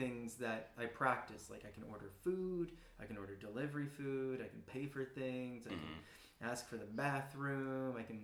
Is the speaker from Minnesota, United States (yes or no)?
no; North Carolina, United States; moved away as an adult; also born or lived in Kansas; now in Korea; Originally from, born in Kansas, raised in North Carolina, so moved around a bit